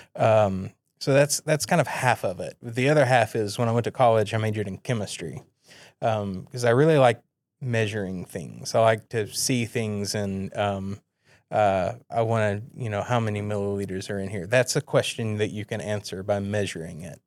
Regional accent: East Tennessee, United States; moved away; also born or lived in Edinburgh; I'm from East Tennessee, and uh, in our area where I lived, the other churches around were either King James King James only ish, or liberal

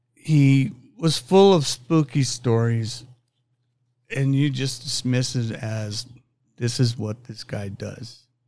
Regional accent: Pueblo, Colorado, United States; I'm from Pueblo, Colorado

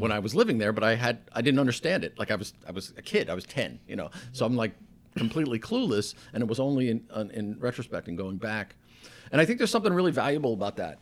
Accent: Stamford, Connecticut, United States; moved away as an adult; I was from Stanford, I had a say, this is my hometown

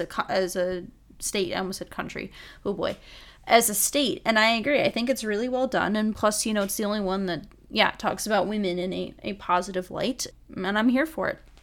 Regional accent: Michigan, United States; I grew up in Michigan.

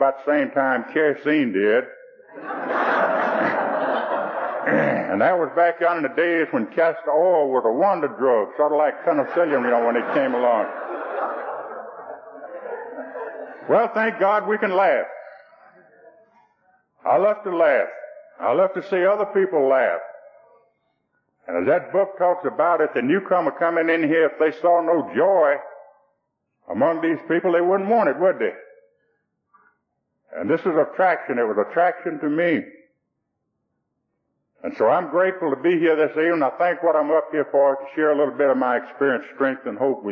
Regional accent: Rockdale County, Georgia, United States; born over here in Rockdale County, and that's where I live today. And my old daddy was a sharecropper and a moonshiner. And I guess we were about the poorest folks who were in Rockdale County

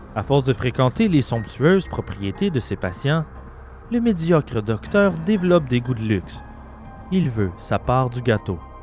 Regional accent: Quebec, Canada; chez nous, au Québec

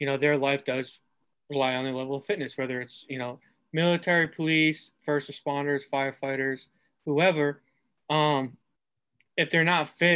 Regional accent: Massachusetts, United States; moved away as an adult; also born or lived in Arizona; now in Detroit, United States; I'm from Massachusetts

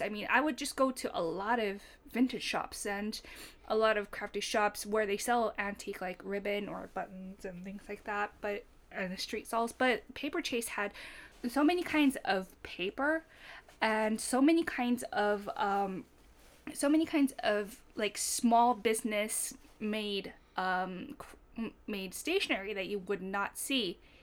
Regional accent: Fukuoka, Japan; moved away as an adult; I grew up in Fukuoka

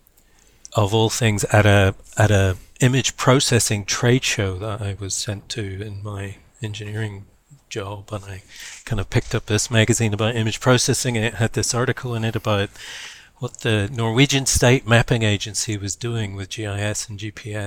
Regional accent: Belfast, Northern Ireland, United Kingdom; also born or lived in Berkeley, United States; now in Wellington, New Zealand; I live now in New Zealand. I'm originally from Ireland, Belfast, in fact

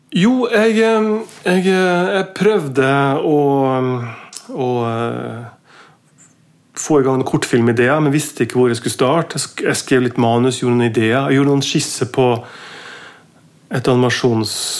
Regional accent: Mo i Rana, Nordland, Norway; now in Oslo, Norway; født i, født i 74 i, i, en by som heter Mo i Rana. En jernverksby

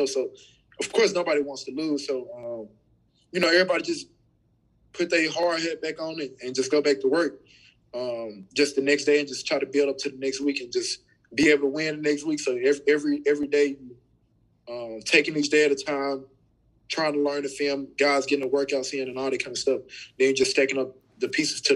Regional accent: Memphis, Tennessee, United States; I'm from Memphis, Tennessee

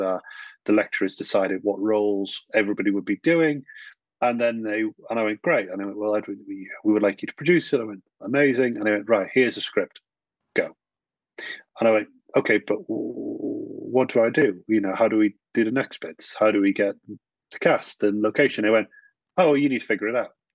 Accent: the north of England, United Kingdom; I was very typically a northern lad

